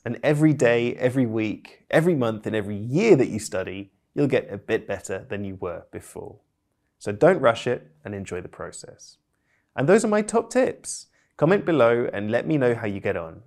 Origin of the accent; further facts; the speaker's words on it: United Kingdom; I'm British polyglot